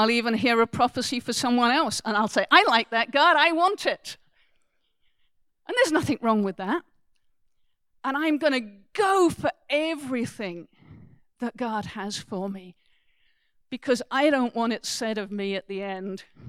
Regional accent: England, United Kingdom; I am English

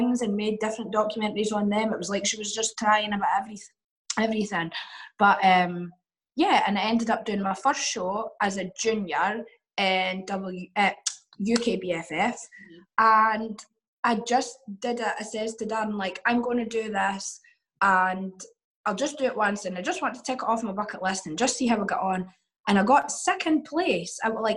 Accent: Dundee, Scotland, United Kingdom; accent: Scottish; I'm from Dundee, which is like really small city.

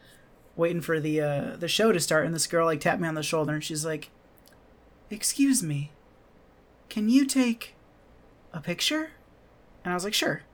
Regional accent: Michigan, United States; now in Japan; I'm from Michigan

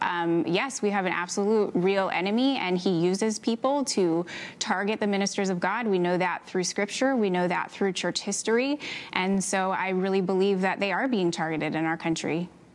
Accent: Canada; I am Canadian

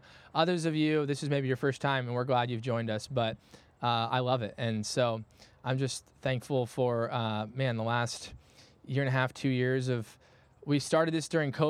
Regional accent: Midwest, United States; I'm a Midwesterner, all right? I'm dedicated to this regardless of the weather.

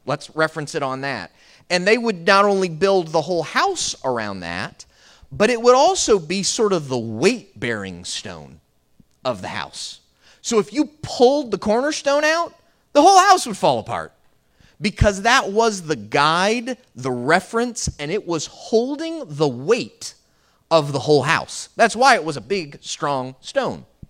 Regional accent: Florida, United States; I grew up here in Florida

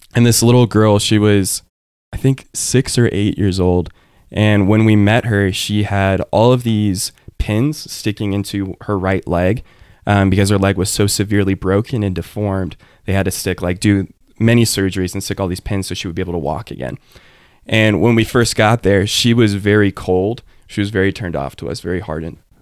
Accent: Cypress, Texas, United States; I grew up in a suburb of Houston. You know, I grew up in Cyprus

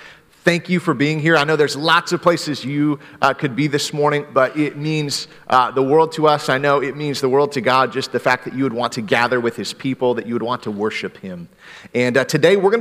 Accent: Greenville, Michigan, United States; growing up in Michigan, we have a lot of snow, and we had the city of Greenville, Michigan had this tow rope

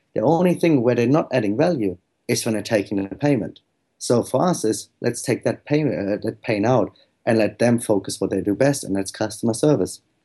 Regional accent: Germany; moved away

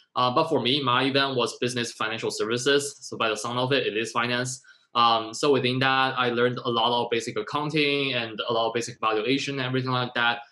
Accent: Shenzhen, Guangdong, China; now in New York, United States; I was born in Shenzhen, China

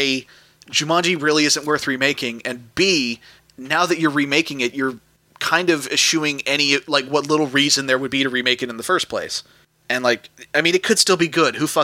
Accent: United States; I'm an American

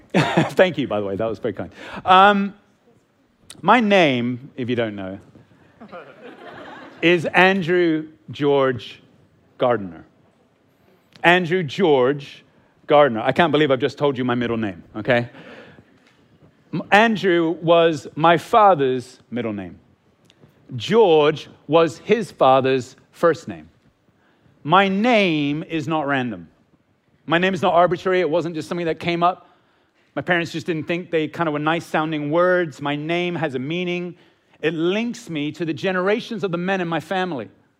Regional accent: Hong Kong; also born or lived in England; I'm English, and he's a part of the English royal family, okay? But I grew up most of my time in Hong Kong, like I'm a pretty poor subject when it comes to being English, right?

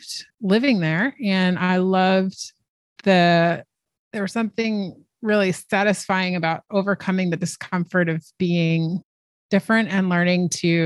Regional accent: United States; also born or lived in China / Laos; being an American, where I live in a place where I see people from all over the world all the time

